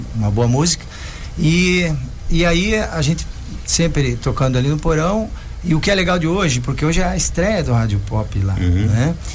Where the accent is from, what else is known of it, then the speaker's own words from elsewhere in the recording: Joinville, Santa Catarina, Brazil; Eu sou de Joinville